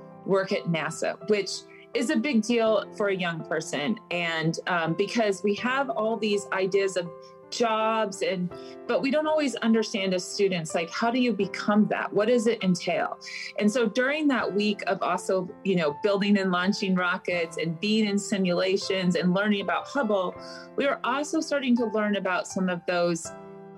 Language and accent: English; Front Range of Colorado, United States; also born or lived in Loveland / Fort Collins; Mostly I grew up along the whole Front Range of Colorado. I was born in Colorado Springs, but moved progressively northwards from Loveland to Fort Collins